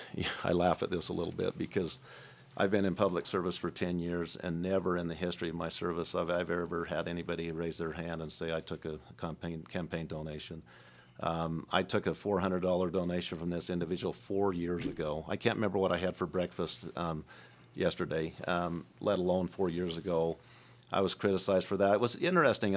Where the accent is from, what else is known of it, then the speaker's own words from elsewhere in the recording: Moab, Utah, United States; now in Iron County, United States; I grew up in Moab, Utah